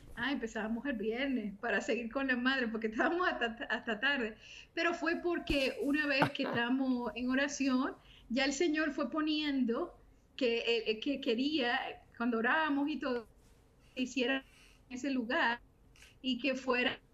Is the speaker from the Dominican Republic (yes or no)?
yes; Santo Domingo, Distrito Nacional, Dominican Republic; also born or lived in Santiago de los Caballeros, Dominican Republic / Miami, United States; now in North Carolina, United States; Soy dominicana, eh, nacida en Santiago de los Caballeros, toda mi familia somos dominicanos